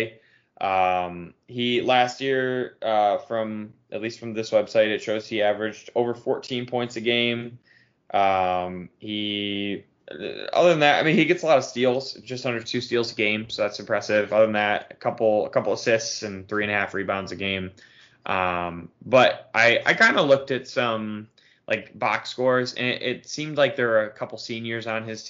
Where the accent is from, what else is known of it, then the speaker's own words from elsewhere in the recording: Illinois, United States; I'm from Illinois